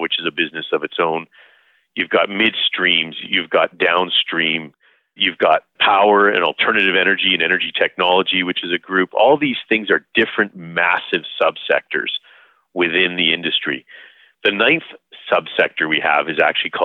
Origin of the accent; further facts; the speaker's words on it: Calgary, Alberta, Canada; I was born and raised here in Calgary